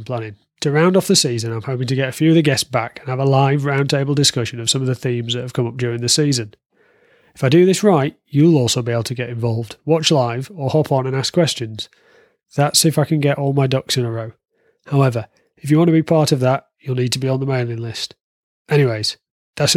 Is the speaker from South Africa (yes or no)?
no; the north of England, United Kingdom; now in South West England, United Kingdom; I'm not Australian. I'm originally from the north of England, and now I live in the southwest of England